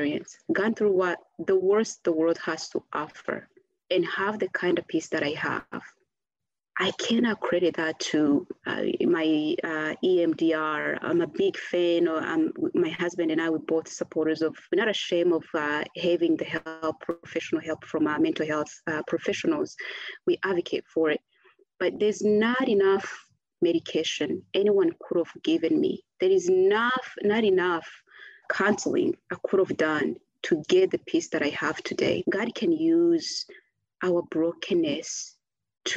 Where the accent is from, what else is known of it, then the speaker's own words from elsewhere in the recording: Rwanda; I came back to Rwanda, I left April 7th, so I'm coming back December. So that was like a good 6 months away from, you know, home